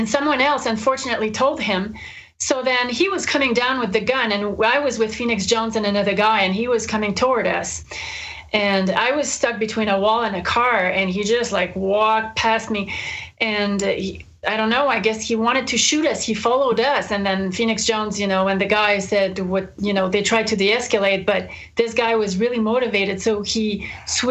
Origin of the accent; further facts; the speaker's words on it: Montreal, Quebec, Canada; since I'm from Montreal.